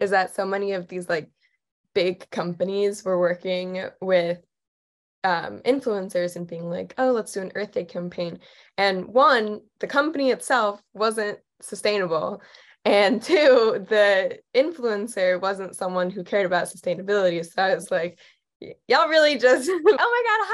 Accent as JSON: {"language": "English", "region": "East Coast", "country": "United States", "moved": "yes", "said": "I'm originally from the East Coast"}